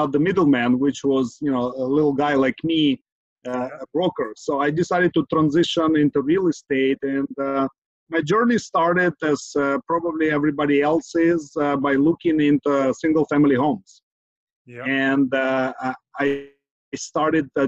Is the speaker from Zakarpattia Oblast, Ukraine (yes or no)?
no; Kyiv, Ukraine; now in San Francisco Bay Area, United States; born and raised in Kyiv, Ukraine, immigrated to United States, San Francisco, Bay Area, 20 plus years ago